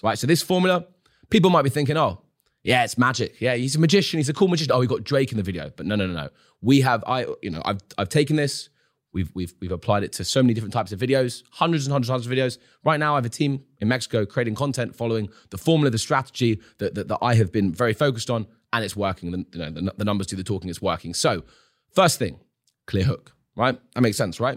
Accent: London, United Kingdom; as a young adult growing up in London, going to university

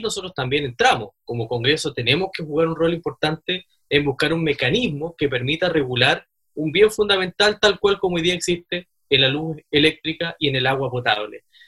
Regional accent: Aysén, Chile; nosotros somos de Aysén

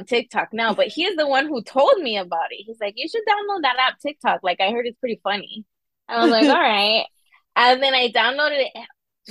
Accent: Southern California, United States; also born or lived in Southern Arizona; now in Maryland, United States; I'm from Southern California

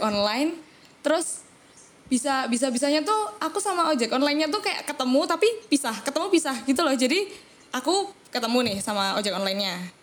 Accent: Surakarta, Central Java, Indonesia; now in Yogyakarta, Indonesia; sekarang sih di Jogja cuma as, aku kan asli Solo

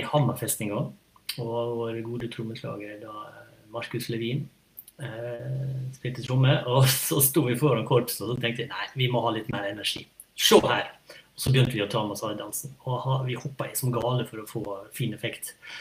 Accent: Sunnmøre, Møre og Romsdal, Norway; vi er fra Sunnmøre

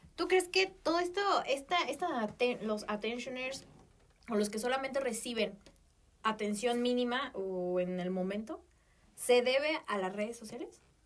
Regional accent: Mexico; como buena mexicana

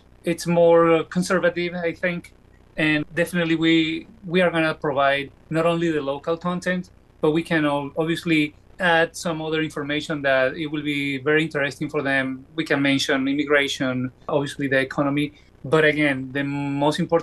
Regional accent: Venezuela; moved away as an adult; also born or lived in Caracas, Venezuela / Iowa, United States; now in United States; I did a job for a radio station in my hometown in Venezuela.

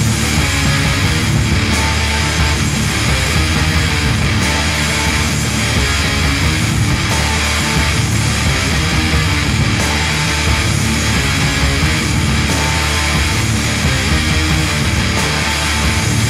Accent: Seattle, Washington, United States; Seattle, Washington, my hometown

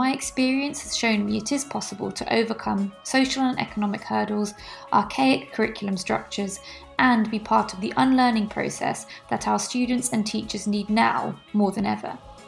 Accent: United Kingdom; especially as a British Pakistani teacher, whereby I live with extreme privilege in this country

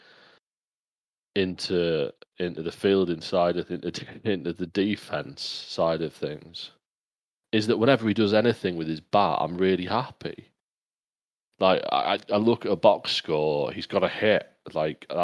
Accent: England, United Kingdom; I'm English

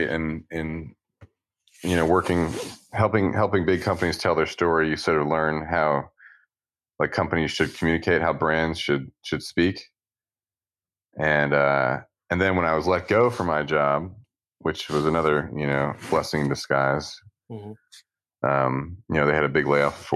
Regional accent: Philadelphia, Pennsylvania, United States; I grew up in suburbs of Philadelphia

